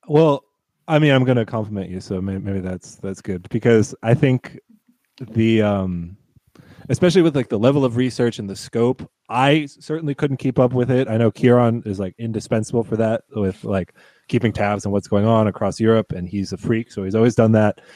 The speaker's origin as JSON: {"language": "English", "country": "United States", "moved": "yes", "lives_now": "Berlin, Germany", "said": "as an American"}